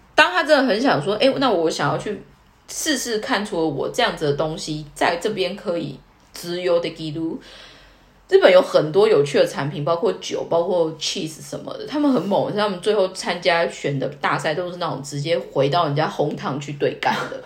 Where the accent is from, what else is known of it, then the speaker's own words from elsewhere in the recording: Taiwan; moved away as an adult; now in Tokyo, Japan; 我们就是土生土长的台湾人